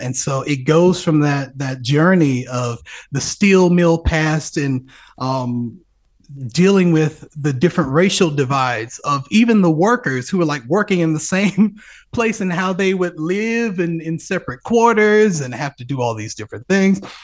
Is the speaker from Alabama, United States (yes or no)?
yes; Birmingham, Alabama, United States; my hometown orchestra, Alabama Symphonies